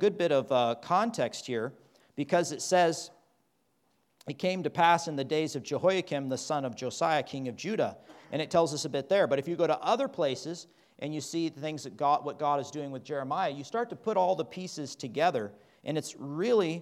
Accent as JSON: {"language": "English", "region": "Midwest", "country": "United States", "tie": "born or raised there", "also_born_or_lived": "Kansas / Oklahoma", "moved": "yes", "said": "I grew up in Kansas and Oklahoma."}